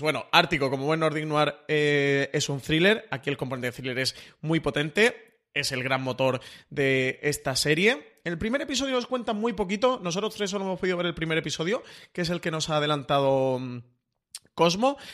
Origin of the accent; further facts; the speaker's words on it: Málaga, Andalusia, Spain; yo como buen malagueño